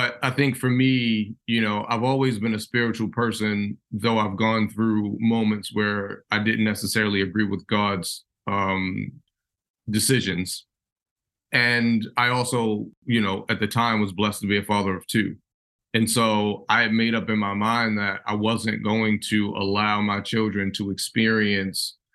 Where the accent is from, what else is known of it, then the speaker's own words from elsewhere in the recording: Baltimore, Maryland, United States; I grew up in West Baltimore